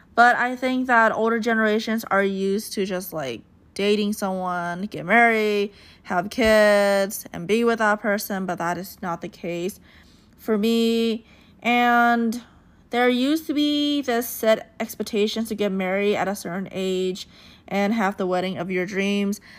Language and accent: English; United States; I grew up in America, I feel like I have the American mindset in mind.